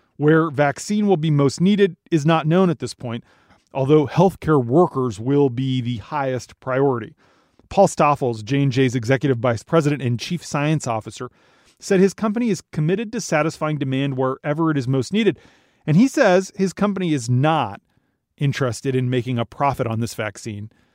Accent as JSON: {"language": "English", "region": "Minnesota", "country": "United States", "tie": "born or raised there", "said": "my home state of Minnesota"}